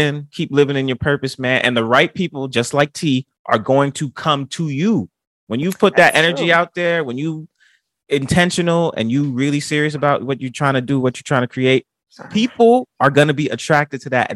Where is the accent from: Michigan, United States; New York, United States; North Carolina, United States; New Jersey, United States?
New York, United States; New York City; I was from the Bronx